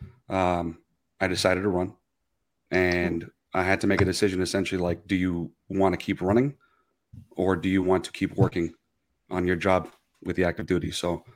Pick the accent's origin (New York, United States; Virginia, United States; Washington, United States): New York, United States; New York City; also born or lived in Hong Kong; I grew up in Queens, traditional Cuban family household